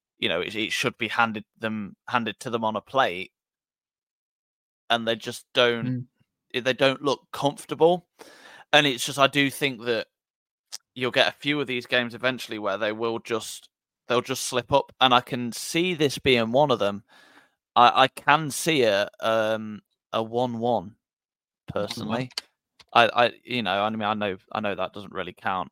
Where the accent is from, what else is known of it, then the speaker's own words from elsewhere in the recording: Midlands, United Kingdom; We're from nowhere near Portsmouth. We're from the Midlands.